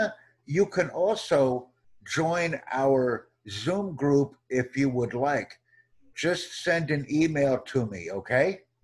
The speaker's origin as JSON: {"language": "English", "country": "United States", "said": "I'm from the United States"}